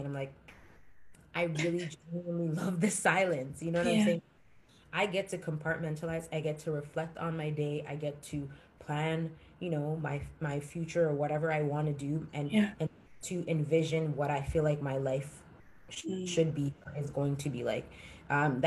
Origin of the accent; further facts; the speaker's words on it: Jamaica; I'm Jamaican.